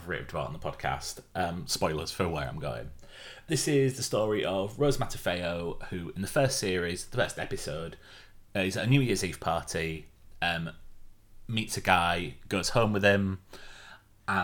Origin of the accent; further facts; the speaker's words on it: Yorkshire and the Humber, United Kingdom; as a Yorkshireman